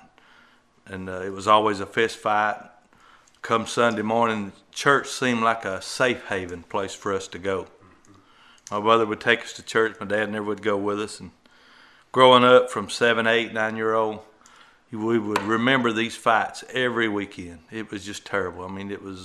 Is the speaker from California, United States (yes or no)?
no; Alabama, United States; at an early age, I was raised in Alabama